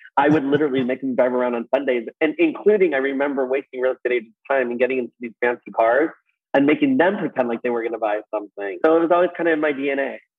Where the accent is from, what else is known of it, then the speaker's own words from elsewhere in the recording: Los Angeles, California, United States; in uh, Reseda, California